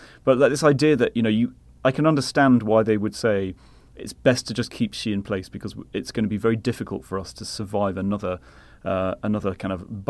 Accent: London, United Kingdom; now in New York, United States; Well, so obviously I came from London to now based in New York

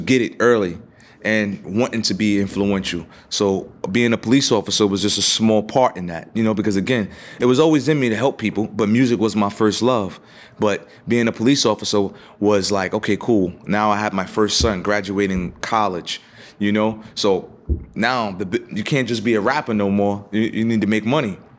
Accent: New York City, New York, United States; I grew up in the, uh, South Bronx

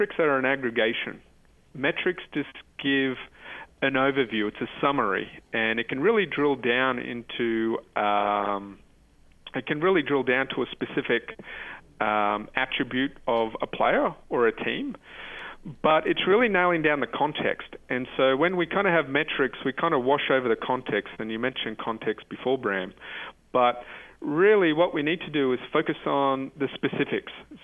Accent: Australia; I'm from Australia

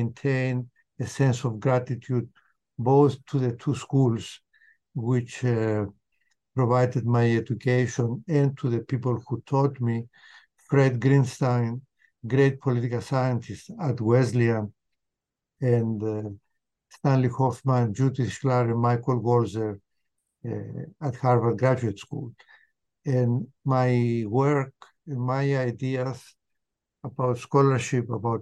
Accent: Cyprus; moved away as an adult; also born or lived in Connecticut, United States / Massachusetts, United States; I was born and raised in Cyprus until my late teens

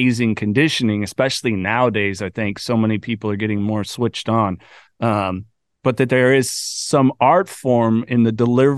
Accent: near Santa Cruz, California, United States; I grew up near Santa Cruz, California

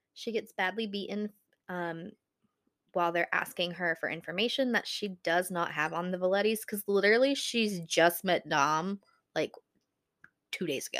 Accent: Buffalo, New York, United States; I'm from Buffalo, New York

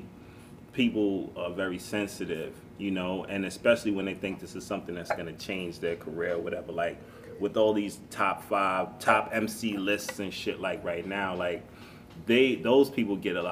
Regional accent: New York City, New York, United States; I'm from the Bronx

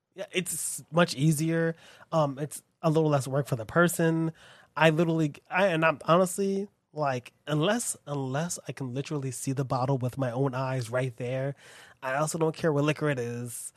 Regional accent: United States; being American and living here

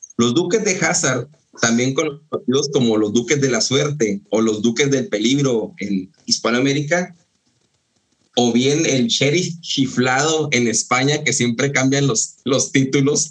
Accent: Mexico; yo que soy de, de Ascensión, de La Shona

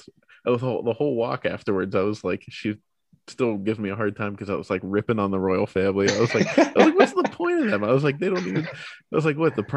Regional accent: Pittsburgh, Pennsylvania, United States; it's in my hometown

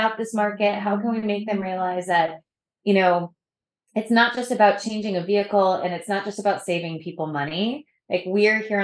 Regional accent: New England, United States; I'm from New England

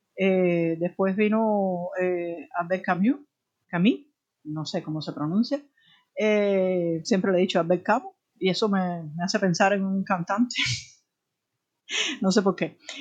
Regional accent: Havana, Cuba; en realidad yo nací en la periferia de Alamar

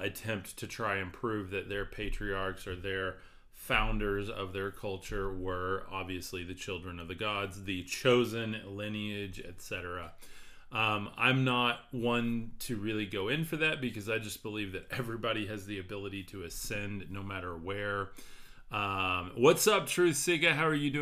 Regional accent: West Texas, United States; I'm from West Texas

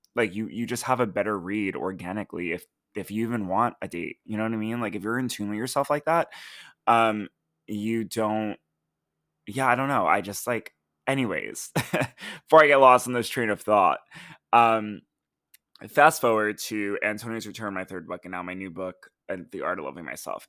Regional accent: United States; as an American

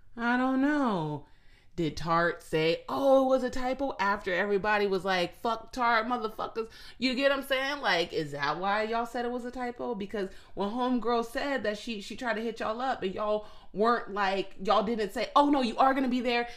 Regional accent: Phoenix, Arizona, United States; I'm from Phoenix, Arizona

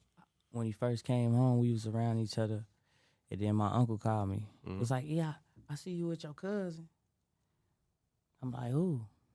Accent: Chicago, Illinois, United States; born or raised there

